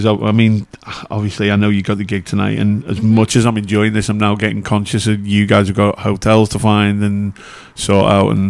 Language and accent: English; Liverpool, North West England, United Kingdom; with Scousers, you'll find us in pretty much one of three places: here, Southern Ireland, or the Costa del Liverpool.